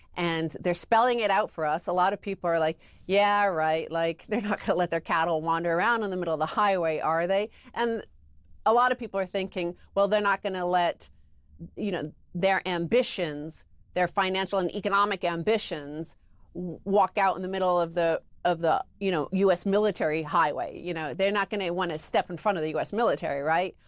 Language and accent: English; United States; I am an American, and I've been an American for over forty years